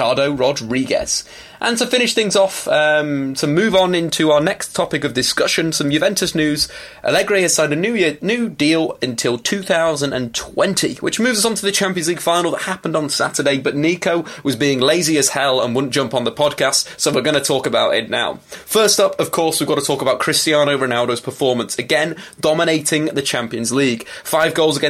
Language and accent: English; Manchester, North West England, United Kingdom; my hometown